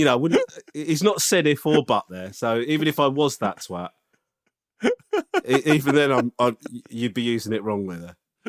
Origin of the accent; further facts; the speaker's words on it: Japan; now in London, United Kingdom; I'm originally from Japan and I'm half Japanese, but I've now lived in London for almost 16 years.